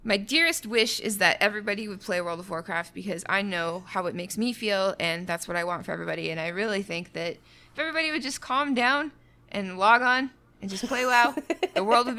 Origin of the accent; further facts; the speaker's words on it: Canada; As a Canadian, I cannot do that. It's very rude.